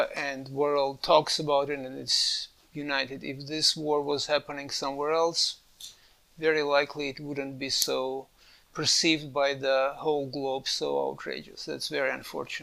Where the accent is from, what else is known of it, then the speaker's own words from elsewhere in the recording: Armenia; moved away; I grew up in Armenia, was part of Soviet Union